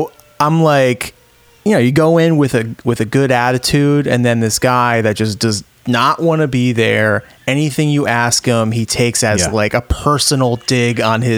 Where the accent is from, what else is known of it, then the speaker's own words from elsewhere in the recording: Rhode Island, United States; for me growing up in Rhode Island